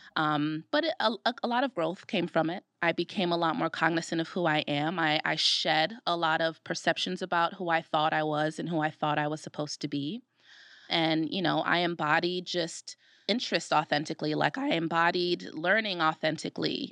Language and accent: English; Brooklyn, New York, United States; moved away as an adult; now in Rochester, United States; I'm from Brooklyn, New York